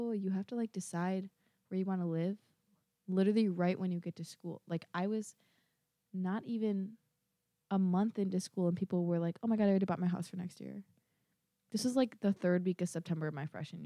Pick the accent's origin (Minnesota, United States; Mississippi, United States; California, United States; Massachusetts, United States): Minnesota, United States; I'm from Minnesota. I am from the Minnesota